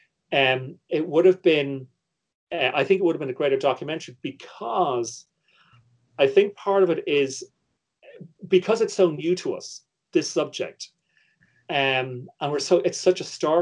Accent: Ireland; my position as an Irish viewer

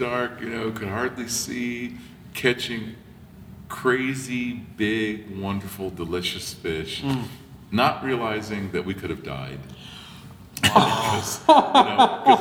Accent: Los Angeles, California, United States; I grew up in Venice, California

